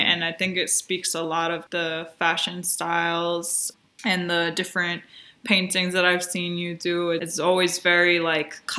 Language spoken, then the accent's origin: English; New York City, New York, United States; I'm actually from the Bronx